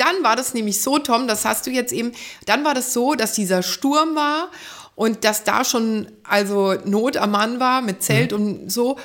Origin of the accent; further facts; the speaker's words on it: Wiesbaden, Hesse, Germany; ich habe in Wiesbaden, da komme ich her, einen Blumenladen gehabt